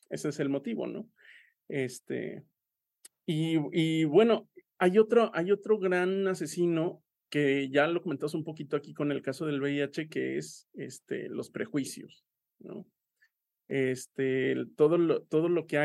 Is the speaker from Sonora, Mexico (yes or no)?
no; Aguascalientes, Mexico; pero yo soy de Aguascalientes y en Aguascalientes somos muy persinados.